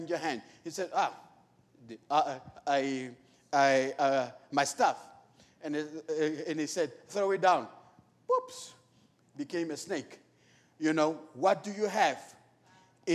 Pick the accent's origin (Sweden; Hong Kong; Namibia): Namibia; moved away; I'm from Namibia